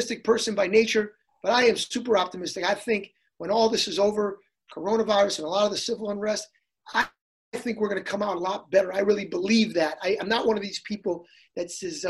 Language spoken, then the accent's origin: English; Hartford, Connecticut, United States; I grew up in a city, I grew up in Hartford, which was a very diverse city